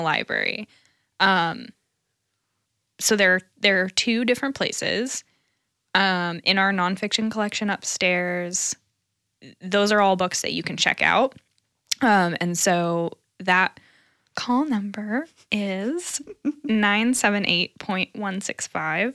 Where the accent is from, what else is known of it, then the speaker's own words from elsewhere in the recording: Lawrence, Kansas, United States; growing up in Lawrence